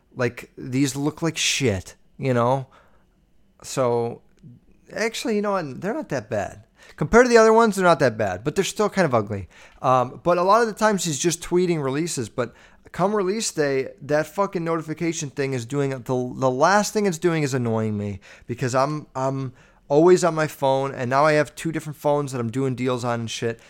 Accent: Chicago, Illinois, United States; I'm from Chicago

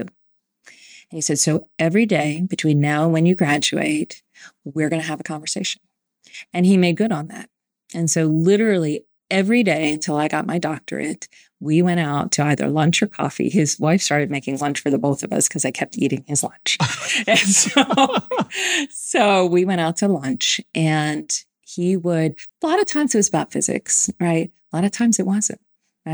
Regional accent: Howard County, Maryland, United States; I was born and raised in Howard County, Maryland.

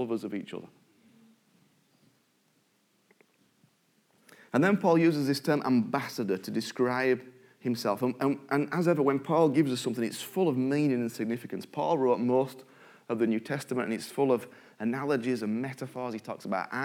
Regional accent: United Kingdom

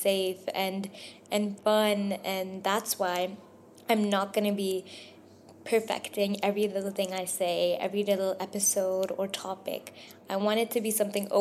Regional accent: Dubai, United Arab Emirates; I was born and raised in Dubai, but I am Pakistani

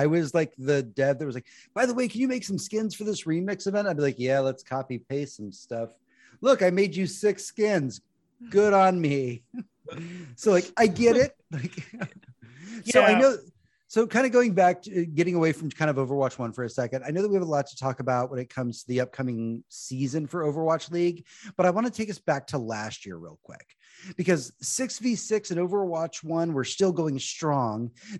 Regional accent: Houston, Texas, United States; somebody who is born and raised in Houston, I am used to all of the teams that exactly.

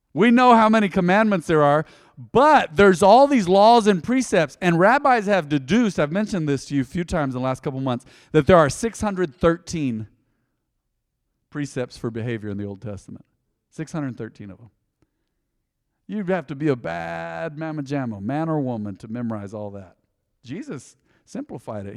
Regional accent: United States; I'm a believer before I'm an American

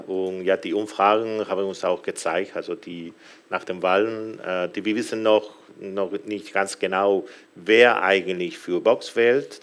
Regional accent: Galicia, Spain; also ich komme selbst aus Galizien

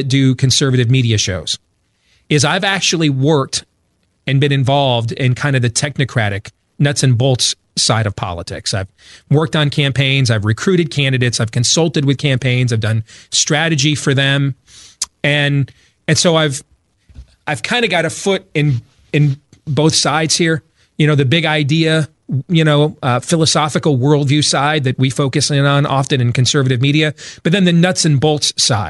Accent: Grand Rapids, Michigan, United States; now in Des Moines, United States; And we had just had an event here in Iowa. That's where I live. I grew up in Grand Rapids, Michigan, but I was born in here in Des Moines, Iowa, and that's where I raise my family now.

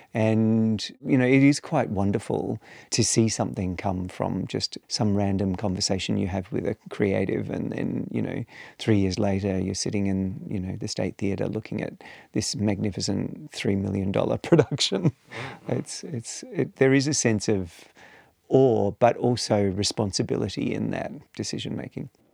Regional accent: Perth, Western Australia, Australia; I grew up in Perth

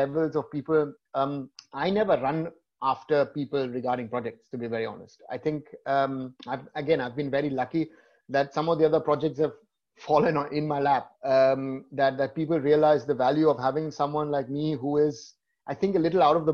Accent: Germany; I'm born here. So I am on one side German and I'm on the other side, I am Indian.

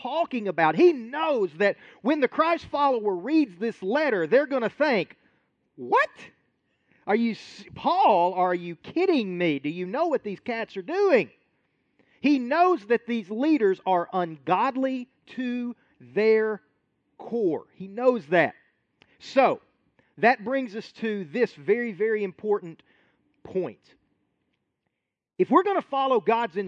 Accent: United States

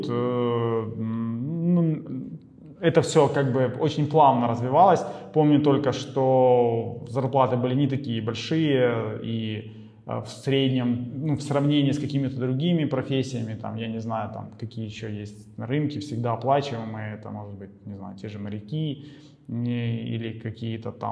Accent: Ukraine; то, что мы с Украины, в Украине, родственники в Украине

